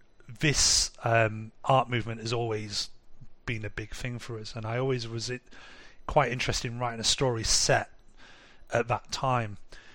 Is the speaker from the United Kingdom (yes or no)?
yes; England, United Kingdom; now in Munich, Germany; So I live in Munich now, but we're from England originally.